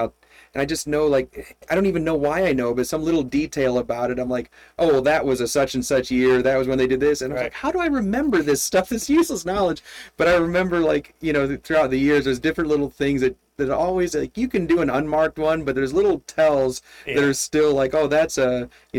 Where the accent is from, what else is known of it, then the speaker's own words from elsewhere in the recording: Flint, Michigan, United States; So I grew up outside of Flint, Michigan, and... It was like General Motors, everything.